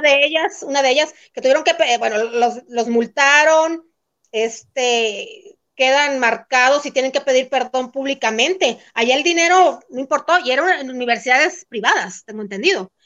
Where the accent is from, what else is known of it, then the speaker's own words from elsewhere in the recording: El Fuerte, Sinaloa, Mexico; also born or lived in San Diego; now in Mexico City, Mexico; yo viajé de, en autobús de, aquí de la Ciudad de México a mi tierra, al fuerte